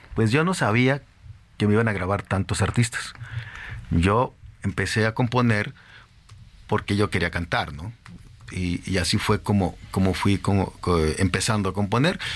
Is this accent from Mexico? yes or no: yes; Torreón, Coahuila, Mexico; moved away as an adult; yo soy de Torreón